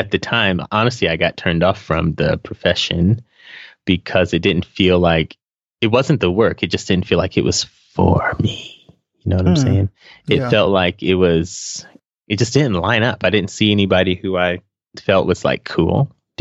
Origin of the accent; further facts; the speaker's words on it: Charlotte, North Carolina, United States; moved away as an adult; also born or lived in Fayetteville, North Carolina; now in Atlanta, United States; I moved to Charlotte, North Carolina when I was 5, and then spent my whole childhood